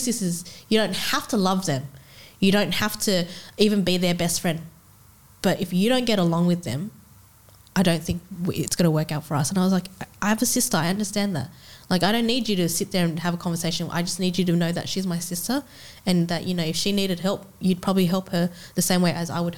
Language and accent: English; Australia; we are in Australia